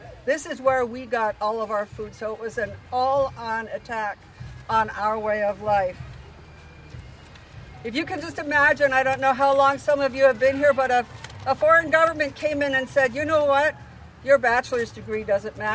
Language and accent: English; Tlingit, Alaska, United States; We who are Tlingit